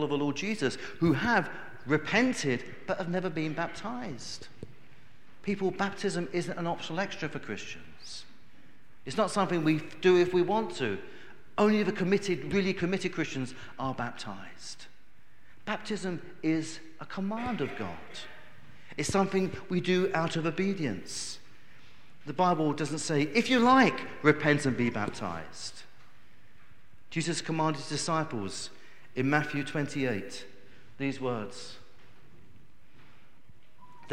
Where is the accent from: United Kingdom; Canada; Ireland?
United Kingdom; we as Brits